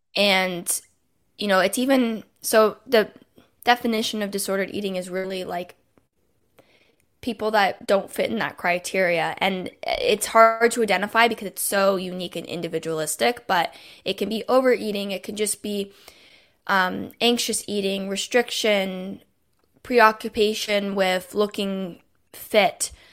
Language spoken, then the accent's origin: English; Toronto, Ontario, Canada; I'm from Toronto, Canada